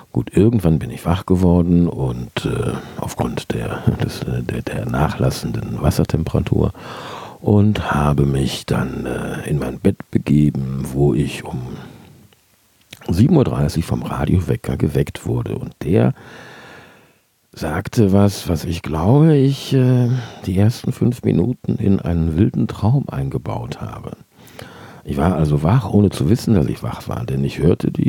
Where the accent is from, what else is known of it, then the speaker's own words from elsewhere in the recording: Cologne, North Rhine-Westphalia, Germany; born there; now in Bergisch Gladbach, Germany; Ich bin im Jahr 1966 in Köln-Galk geboren und im Sommer letzten Jahres, also im Sommer 2017, in Lückerath angelandet.